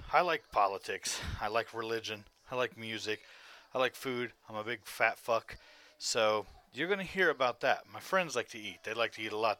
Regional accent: Ohio, United States; also born or lived in West Virginia; I'm from fucking Ohio. I was born in West Virginia.

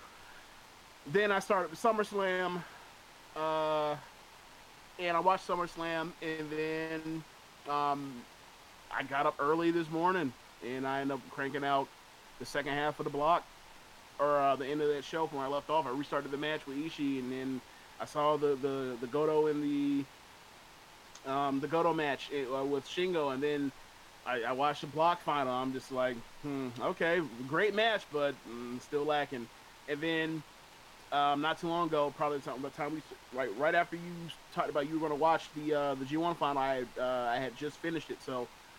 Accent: United States; I'm also American

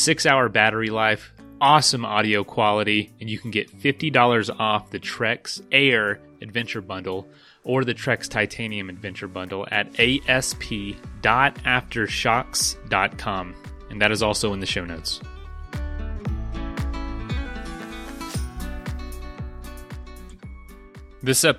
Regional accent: Florida, United States; moved away; also born or lived in western United States; I'm from Florida and I live close to parts of the trail

